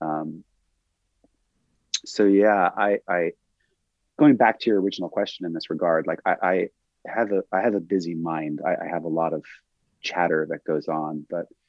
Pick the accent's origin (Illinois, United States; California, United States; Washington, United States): California, United States; Santa Monica Mountains; we grew up here in the Santa Monica Mountains